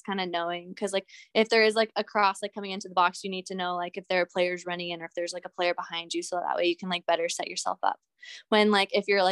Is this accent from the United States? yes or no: yes; Southern California, United States; moved away as an adult; also born or lived in Montana; I'm from Southern California